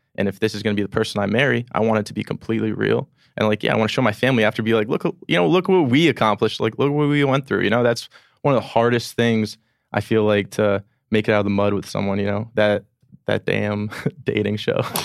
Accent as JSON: {"language": "English", "town": "Edison", "region": "New Jersey", "country": "United States", "tie": "born or raised there", "moved": "as an adult", "lives_now": "New York, United States", "said": "I'm from Edison, New Jersey, born and raised there"}